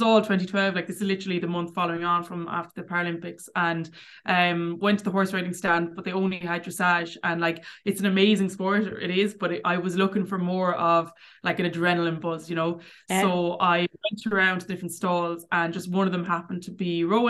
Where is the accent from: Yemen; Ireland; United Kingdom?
Ireland; Clarenbridge, Connacht; also born or lived in Cork / Tuam; I grew up in Clarenbridge